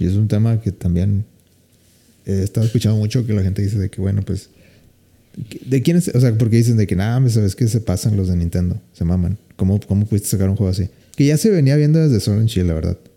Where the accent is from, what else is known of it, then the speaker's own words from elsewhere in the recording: Mexico; como buen mexicano